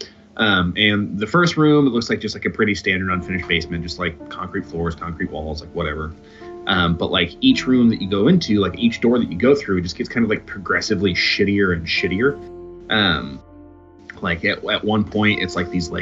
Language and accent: English; Muncie, Indiana, United States; I grew up in Muncie, Indiana